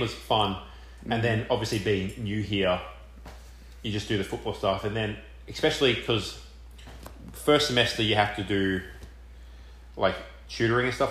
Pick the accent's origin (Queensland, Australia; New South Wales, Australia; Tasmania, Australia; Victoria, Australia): Victoria, Australia; Melbourne; accent: Australian; moved away as an adult; now in Richmond, United States; coming to Richmond, and yeah, I'm from Melbourne, so Melbourne's a huge city